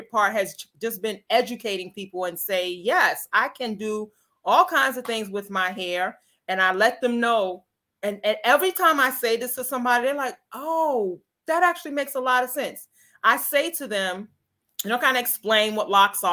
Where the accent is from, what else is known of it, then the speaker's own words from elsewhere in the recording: New York City, New York, United States; now in Chicago, United States; I'm originally from New York City